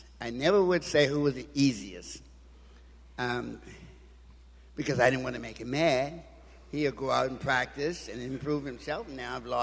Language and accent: English; Washington, District of Columbia, United States; I'm from Washington, D.C., and lived in, as I remember, in public housing